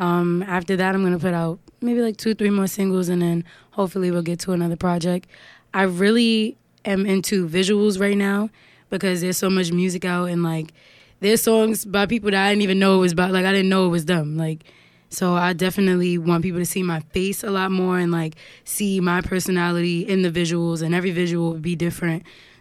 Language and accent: English; New York City, New York, United States; I'm from Harlem. Harlem is pretty much very small. Everybody pretty much knows everybody.